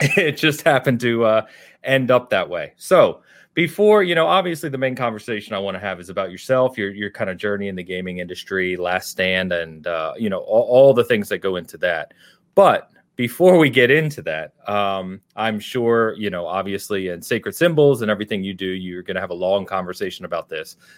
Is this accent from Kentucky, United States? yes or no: no; outside of Philadelphia, Pennsylvania, United States; I, I grew up outside of Philadelphia